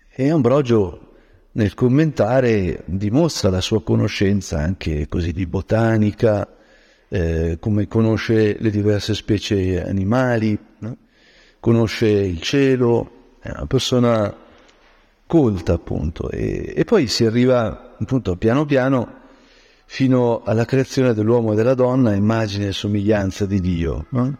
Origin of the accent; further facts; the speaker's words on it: Brianza, Lombardy, Italy; da Brianzolo